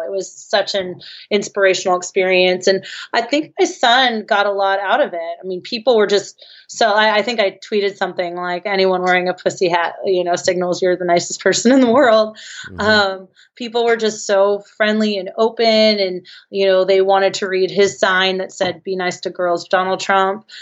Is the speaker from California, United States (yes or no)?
yes; San Francisco, California, United States; I'm from San Francisco